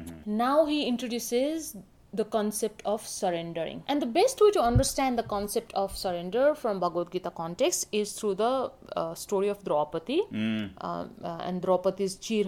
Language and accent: English; Kathmandu, Bagmati, Nepal; I grew up in Kathmandu, Nepal. Pashupati or Lord Shiva has a significant influence on my life.